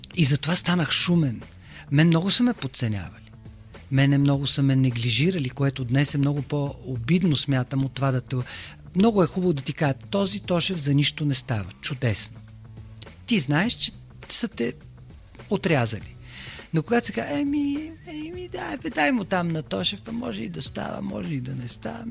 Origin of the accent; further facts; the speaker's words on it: Bulgaria; аз съм единственият българин в тази медия